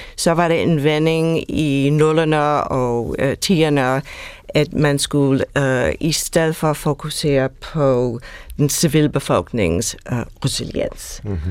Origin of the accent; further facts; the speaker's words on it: United States; Danish is a second language; now in Denmark; Jeg er oprindeligt amerikaner